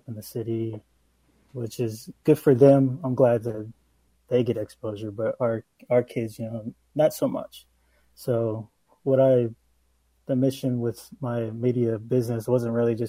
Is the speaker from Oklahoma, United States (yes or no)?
yes; Oklahoma, United States; I have my own media business here in Oklahoma. I'm from Oklahoma